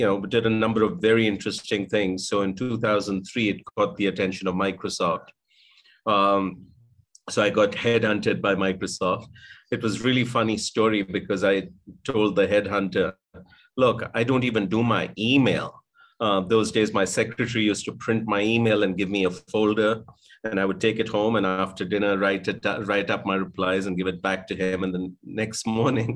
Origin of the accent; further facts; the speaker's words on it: India; I was born in India in 1963, so I'm about just turned 59. I grew up in a very middle-class home.